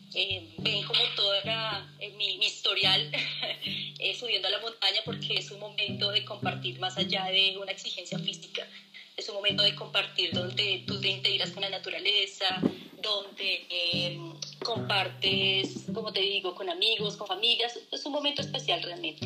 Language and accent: Spanish; Colombia; como buena colombiana